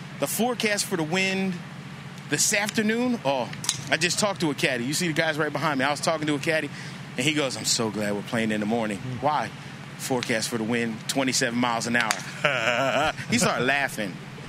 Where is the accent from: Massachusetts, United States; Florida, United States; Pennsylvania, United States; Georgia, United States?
Pennsylvania, United States; Lancaster; And see, and I grew up in Lancaster, Pennsylvania, but not in the nice part.